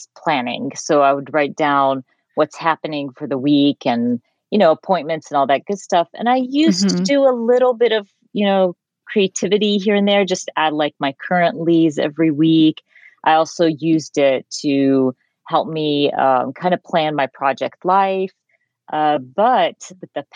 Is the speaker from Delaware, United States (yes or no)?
no; Georgia, United States; moved away; also born or lived in Jordan; I was raised in Georgia, but also raised in the Middle East. So at a certain point of my life, my parents moved to Jordan and we lived there for a few years